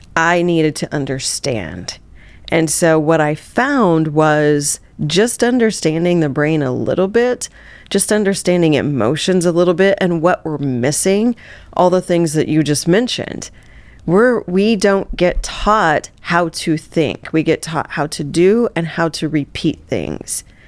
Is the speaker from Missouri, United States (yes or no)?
yes; Southeast Missouri, United States; I grew up in Southeast Missouri